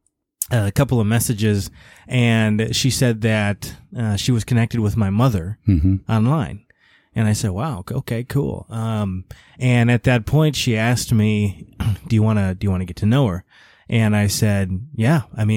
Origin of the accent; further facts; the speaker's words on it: Illinois, United States; I mean, Illinois, I mean, it's Illinois, right?